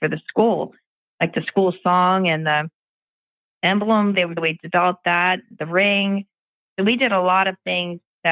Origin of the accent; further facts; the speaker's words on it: Baltimore, Maryland, United States; I grew up in Pimlico